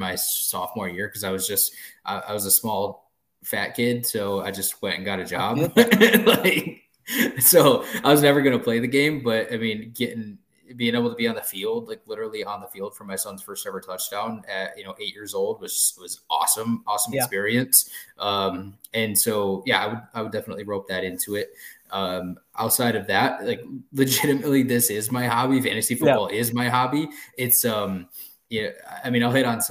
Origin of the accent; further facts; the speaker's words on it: Detroit, Michigan, United States; growing up in the Detroit area